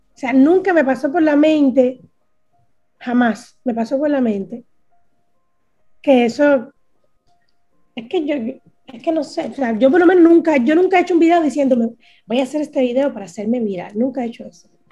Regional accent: Cuba; moved away; Soy una cubana que sufre

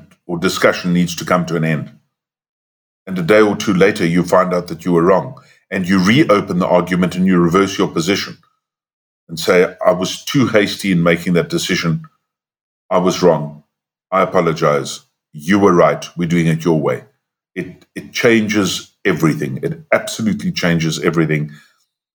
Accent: South Africa; we were white growing up in South Africa

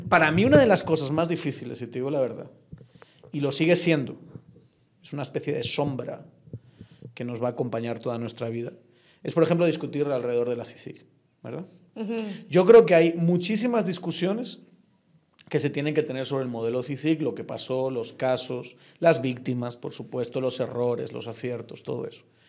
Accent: Spain; moved away as an adult; now in Guatemala; un español como lo soy yo

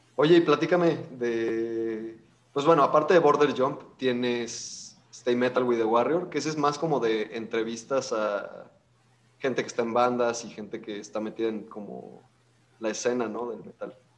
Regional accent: León, Guanajuato, Mexico; somos una banda de León, este, Guanajuato

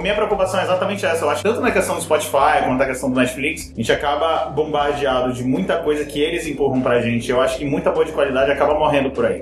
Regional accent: Brazil; eu como brasileiro

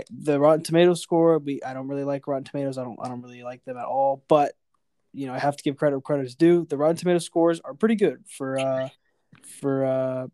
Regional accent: Texas, United States; I'm from Texas

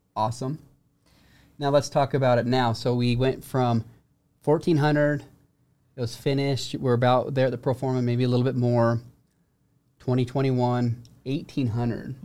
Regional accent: St. George, Utah, United States; I'm from Saint George

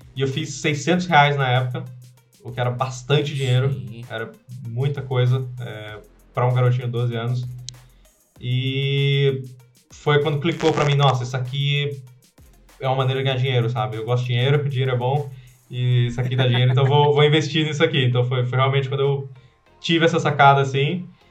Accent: Pernambuco, Brazil; moved away as an adult; also born or lived in Italy; now in Bali, Indonesia; sou pernambucano, sou brasileiro

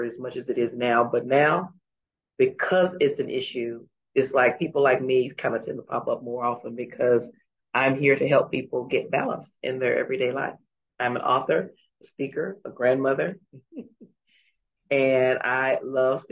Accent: Dallas, Texas, United States; moved away as an adult; now in Abu Dhabi, United Arab Emirates; I am born and raised in Dallas, Texas, but I actually live in Abu Dhabi

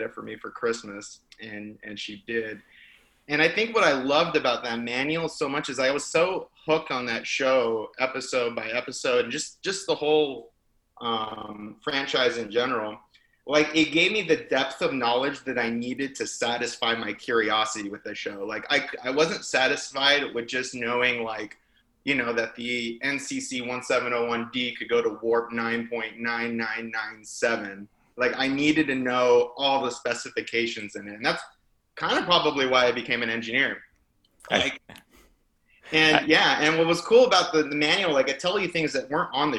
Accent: Los Angeles, California, United States; I grew up in Los Angeles, California

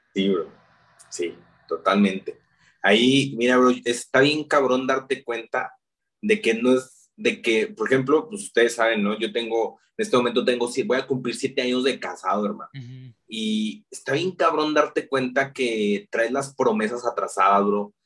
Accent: León, Guanajuato, Mexico; nazco en la ciudad de León, Guanajuato, así se llama la capital mundial del calzado. Precisamente vengo de ser eh, eh, zapatero

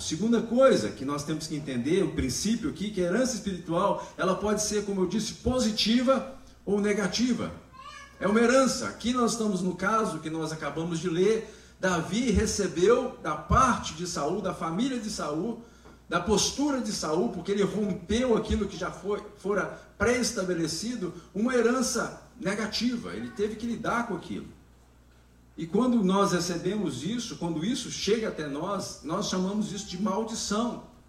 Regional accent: Brazil; nós que somos brasileiros

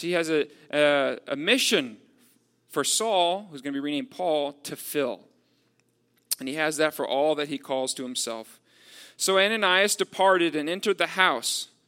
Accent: Texas, United States; I'm from Texas. Uh, so, like, growing up, I know, like, how Texans are with the, the concept of freedom.

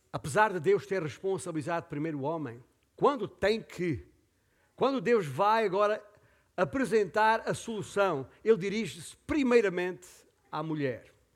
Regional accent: Portugal; aqui em Portugal como portugueses

